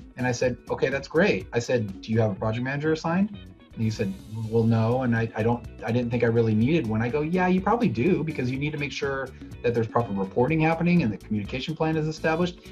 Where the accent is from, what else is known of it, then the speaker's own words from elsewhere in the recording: Sacramento, California, United States; in my community, growing up in Sacramento